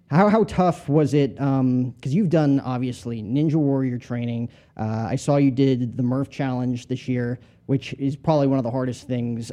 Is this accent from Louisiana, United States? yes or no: no; New Jersey, United States; I grew up in Jersey, so not that far from you.